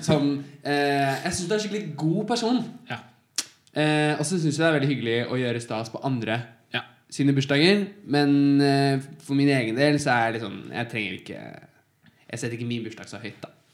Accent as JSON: {"language": "Norwegian", "town": "Rjukan", "region": "Vestfold og Telemark", "country": "Norway", "said": "jeg er fra Rjukan"}